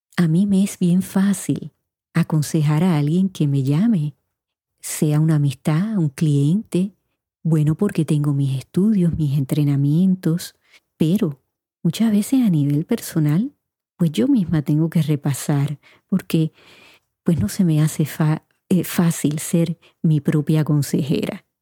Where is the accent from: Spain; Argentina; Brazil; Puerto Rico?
Puerto Rico; moved away as an adult; also born or lived in Indiana; Yo me fui de Puerto Rico a los 18 años para Indiana y yo no sabía un inglés fluido, tenía un inglés básico